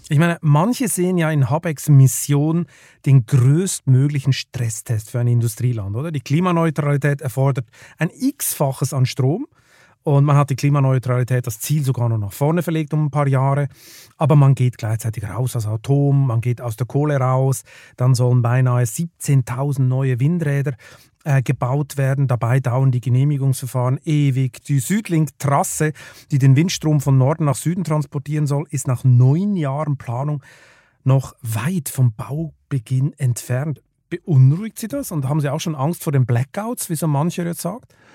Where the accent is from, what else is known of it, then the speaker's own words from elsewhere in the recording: Switzerland; ich bin ja als Schweizer, bin ich beinahe aufgewachsen mit diesen, äh, mit diesen Staudämmen da in den Alpen